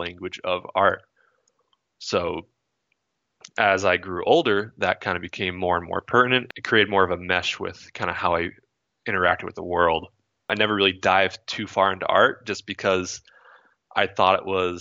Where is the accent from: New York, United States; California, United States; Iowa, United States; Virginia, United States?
California, United States; Monterey; also born or lived in Florida / Vermont / Ohio; when I was around 9, we moved out to Monterey, California